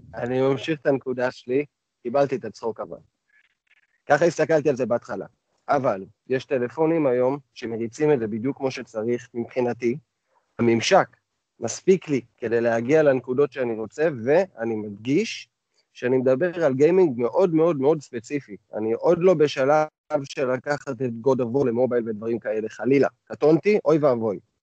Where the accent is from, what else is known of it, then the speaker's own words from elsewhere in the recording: the Krayot, Haifa District, Israel; moved away; אני מהקריות במקור